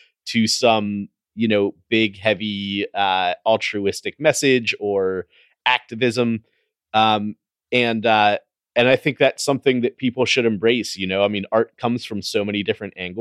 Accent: United States; being an American

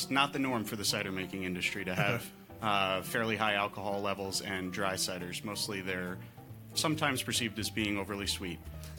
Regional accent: New Rochelle, New York, United States; the Huguenot, and that's my hometown.

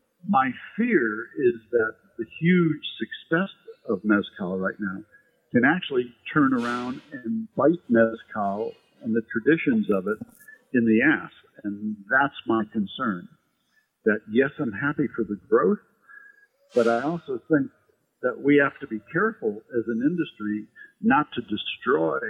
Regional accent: Midwest, United States; also born or lived in Sonoma County, California; now in New York, United States; Growing up in the Midwest

